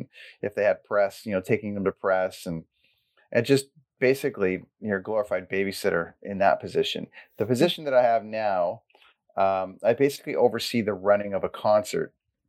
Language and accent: English; Port Perry, Ontario, Canada; moved away; I'm a Port Perry boy. Actually, you know, if I'm narrowing the field, I grew up in Caesarea and Blackstock area, and then I ended up going to Port Perry High School, and I went to Cartwright Public School.